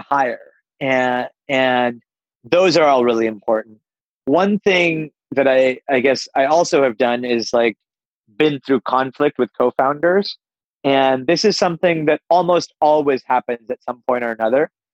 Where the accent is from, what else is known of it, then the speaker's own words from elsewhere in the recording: Pittsburgh, Pennsylvania, United States; I grew up on the East Coast of the United States in Pittsburgh, but uh, I'm of Indian heritage